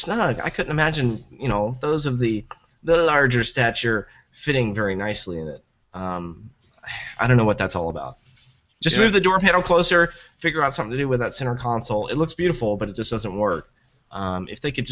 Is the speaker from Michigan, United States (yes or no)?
no; Tennessee, United States; I'm from Tennessee